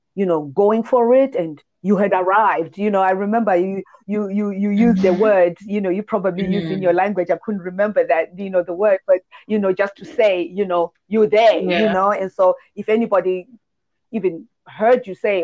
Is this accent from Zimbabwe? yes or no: yes; Zimbabwe; coming from Zimbabwe, I do know and remember that there has been this culture